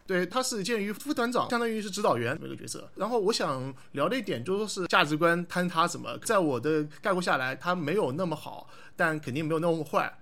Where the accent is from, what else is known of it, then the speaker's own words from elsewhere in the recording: Hangzhou, Zhejiang, China; 我是杭州人